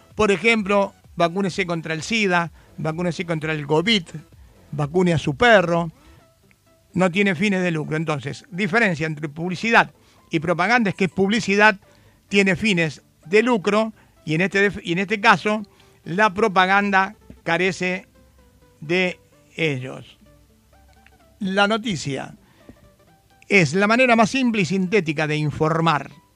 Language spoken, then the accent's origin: Spanish; Argentina; en nuestro país